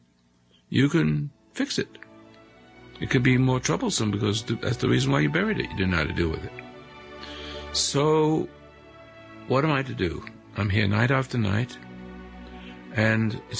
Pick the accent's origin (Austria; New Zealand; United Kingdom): United Kingdom; England; moved away as an adult; also born or lived in South Africa; now in United States; I became an American because I love what I saw from across the sea in England